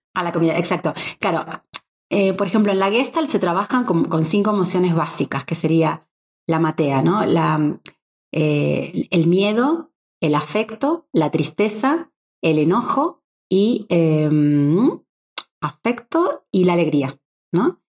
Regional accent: Argentina; moved away; yo que vengo de un país como Argentina

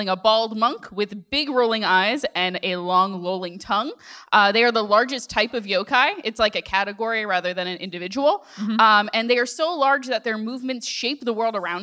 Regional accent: Long Island, New York, United States; born or raised there

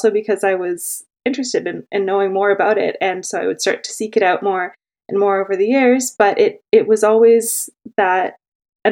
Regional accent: Oakville, Ontario, Canada; now in Toronto, Canada; I was born and raised in Oakville, so I would sneak in and say I'm from Toronto too until I moved out

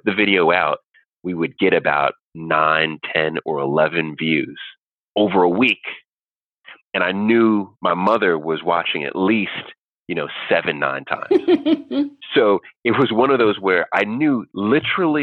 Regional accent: Jamaica; I'm Jamaican

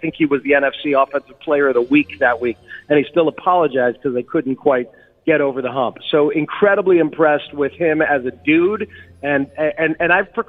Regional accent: Lawrenceville, New Jersey, United States; I grew up in Lawrenceville, New Jersey, between Princeton and Trenton.

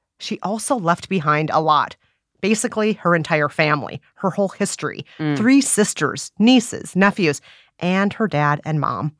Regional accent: Minnesota, United States; Growing up in Minnesota, I have such fond memories of fluffy snow and getting all bundled up and cozy

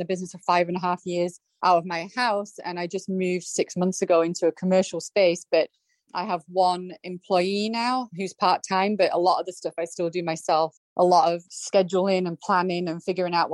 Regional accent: United Kingdom; now in San Anselmo, United States; I'm British

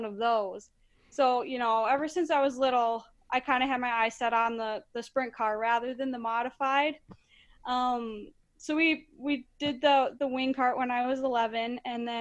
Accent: Monticello, Minnesota, United States; So I am born and raised in Monticello, Minnesota

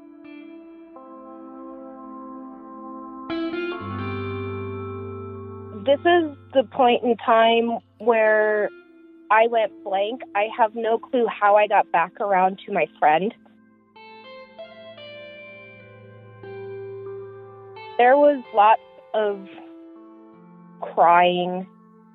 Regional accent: Las Vegas, Nevada, United States; I was born and raised in Las Vegas.

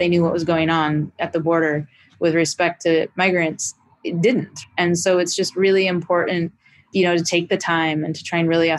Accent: Idaho, United States; I am from Idaho

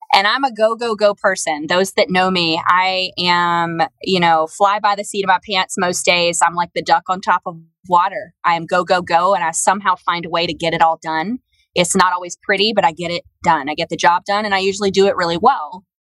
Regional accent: Alabama, United States; moved away as an adult; also born or lived in Memphis; my hometown of Alabama

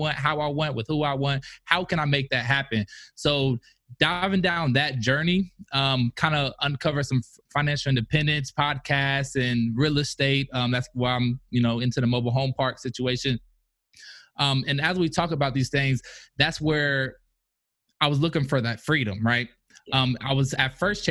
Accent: Indianapolis, Indiana, United States; moved away; also born or lived in Kentucky; I'm originally from Indianapolis, Indiana

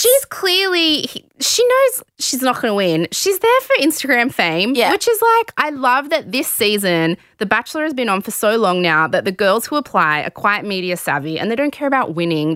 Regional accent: Sydney, New South Wales, Australia; I grew up in the West.

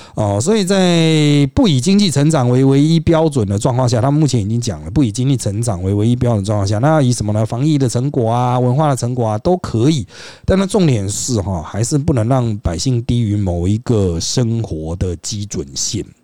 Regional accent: Taiwan; 我们台湾人当然关注对台

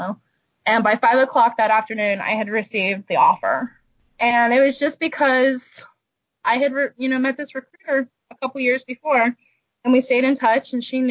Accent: West Virginia, United States; now in Orlando, United States; he's going to be in my hometown on Friday performing

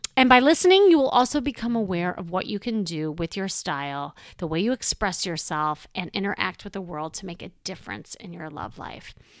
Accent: Chicago, Illinois, United States; moved away; I'm from Chicago, and when, um, I lived there, I had a very traditional life there

